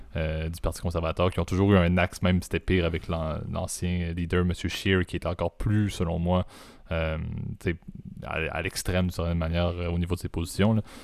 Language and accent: French; Quebec, Canada; en tant que bon Québécois